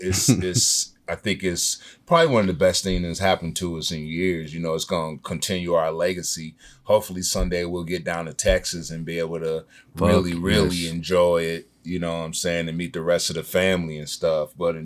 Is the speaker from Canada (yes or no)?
no; Senegal; Yeah, I'm African. I'm from Senegal.